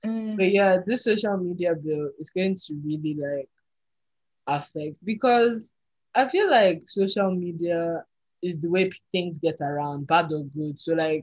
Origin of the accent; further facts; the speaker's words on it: Nigeria; we're Nigerian